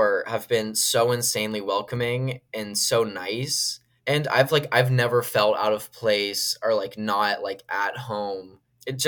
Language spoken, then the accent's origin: English; Washington, District of Columbia, United States; moved away; Washington, D.C., which is my hometown